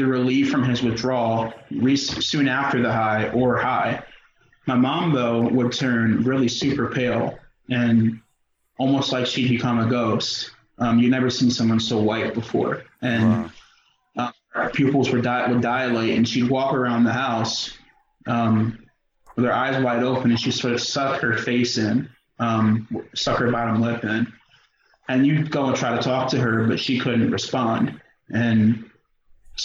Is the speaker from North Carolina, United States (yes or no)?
no; York, Pennsylvania, United States; I grew up in York. I spent the first 8 years of my life on the East End